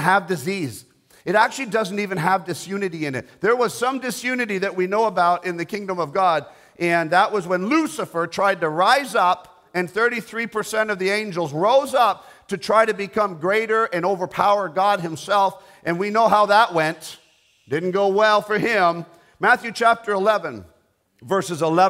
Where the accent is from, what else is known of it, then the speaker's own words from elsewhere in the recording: Canada; I'm a Canadian